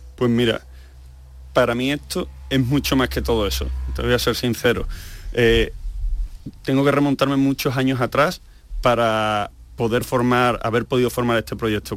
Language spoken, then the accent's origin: Spanish; Seville, Andalusia, Spain; moved away as an adult; also born or lived in Asturias; me voy a Sevilla, que es mi tierra, me voy a Andalucía